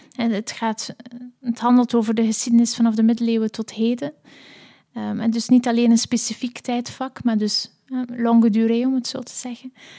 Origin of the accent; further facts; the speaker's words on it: Belgium; moved away; also born or lived in Leuven / Netherlands; ook als Belg